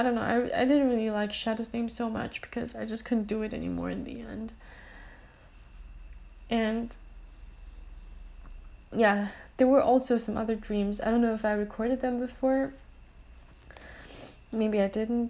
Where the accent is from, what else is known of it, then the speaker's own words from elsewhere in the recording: Germany; moved away; the place I used to live in Germany, and it's a place called Mattenhofen.